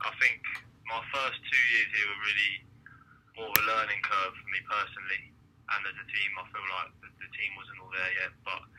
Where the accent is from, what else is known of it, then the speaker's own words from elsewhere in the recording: Jersey; And I pretty much grew up, was introduced to the game about 8 years old, and I represented Jersey